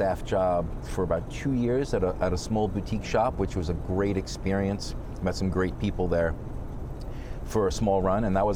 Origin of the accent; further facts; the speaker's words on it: New York City, New York, United States; I'm first generation, so I was born here in Flushing, Queens